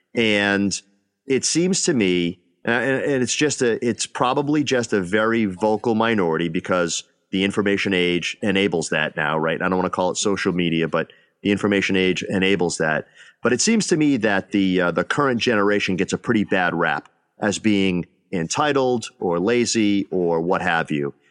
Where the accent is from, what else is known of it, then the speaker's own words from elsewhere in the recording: Northeast, United States; moved away; I'm from the Northeast